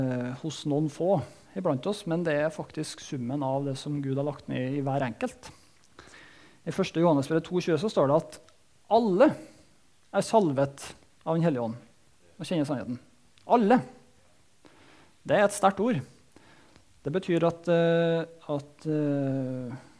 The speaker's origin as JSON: {"language": "Norwegian", "area": "Soknedal", "region": "Trøndelag", "country": "Norway", "tie": "born or raised there", "said": "Jeg vokste opp i Soknedalen"}